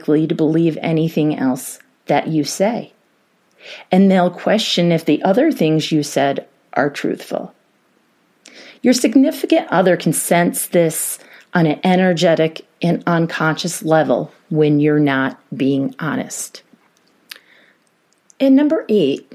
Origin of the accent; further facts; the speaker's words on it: New York, United States; now in Colorado, United States; being from New York